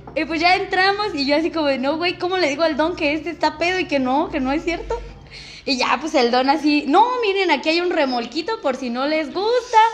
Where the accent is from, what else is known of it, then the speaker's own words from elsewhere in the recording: Michoacán, Mexico; somos de Michoacán